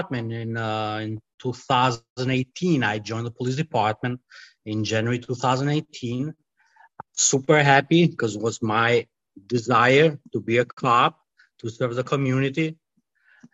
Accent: Albania; English is a second language; moved away as an adult; also born or lived in Italy; now in United States; I grew up in Albania, and I spent a couple of years in Italy

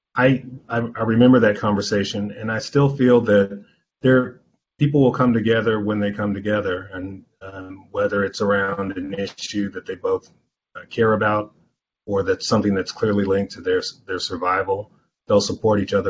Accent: Anderson, Indiana, United States; I grew up here in the Midwest

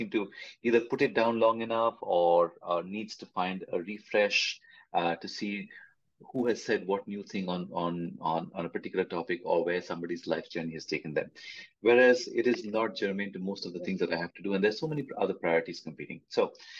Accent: India; I'm from India, and the generation that I'm a part

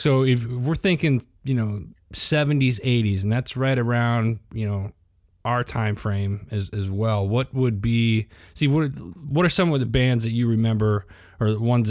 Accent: Midwest, United States; I'm a Midwest, obviously I'm a Midwest kid too, you know what I mean?

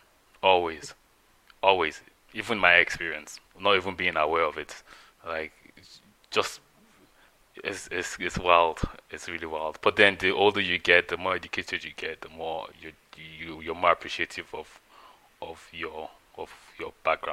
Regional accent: Nigeria; moved away as an adult; growing up in Nigeria, I was there for 18 years

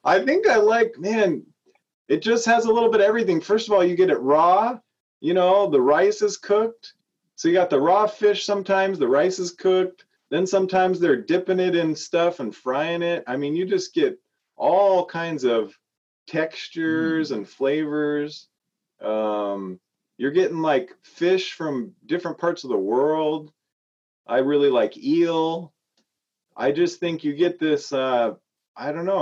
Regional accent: Idaho, United States; moved away as an adult; I grew up in Idaho

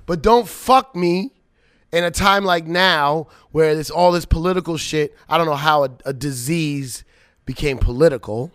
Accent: Long Island, New York, United States; I went to high school in Long Island

